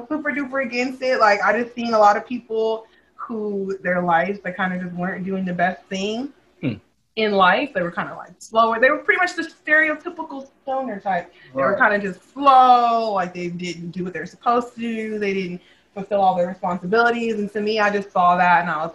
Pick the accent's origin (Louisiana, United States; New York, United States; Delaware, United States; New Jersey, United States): Delaware, United States; I'm a square from Delaware